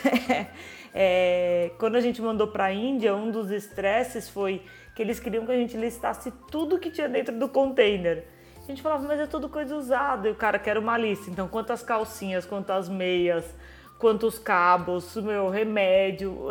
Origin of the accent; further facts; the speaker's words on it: Brazil; moved away; mesmo sendo brasileiros